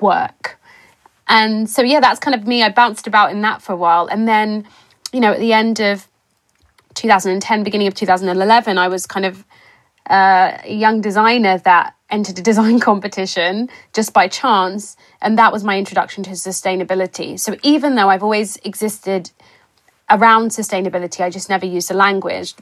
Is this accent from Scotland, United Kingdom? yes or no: no; Cambridge, East of England, United Kingdom; I'm a British-born Ghanaian who was born in Cambridge in the United Kingdom, grew up in Cambridge